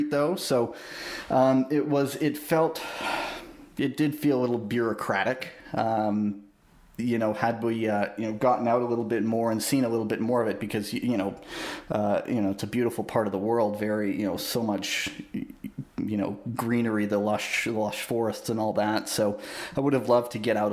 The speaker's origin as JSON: {"language": "English", "town": "Ottawa", "region": "Ontario", "country": "Canada", "tie": "born or raised there", "moved": "yes", "said": "I grew up in Ottawa, well, a little bit in Ottawa. I was born there"}